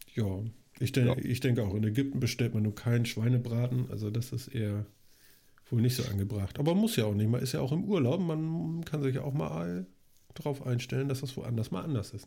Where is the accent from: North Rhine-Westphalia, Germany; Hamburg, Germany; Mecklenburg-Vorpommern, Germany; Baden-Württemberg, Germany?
Hamburg, Germany; als Hamburger